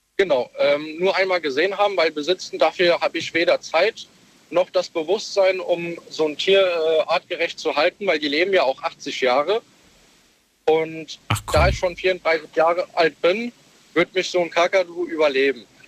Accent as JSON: {"language": "German", "town": "Kirn", "region": "Rhineland-Palatinate", "country": "Germany", "said": "Ich komme aus der Nähe von Bad Kreuznach, Kirn"}